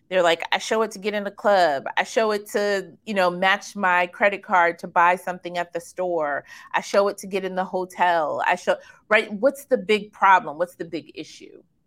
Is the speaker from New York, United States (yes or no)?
no; Kansas, United States; I was born in Kansas